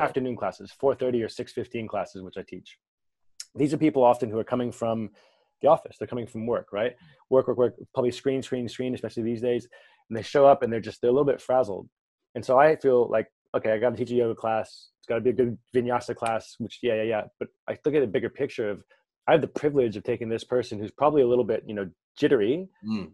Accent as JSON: {"language": "English", "region": "California", "country": "United States", "said": "I'm originally from California"}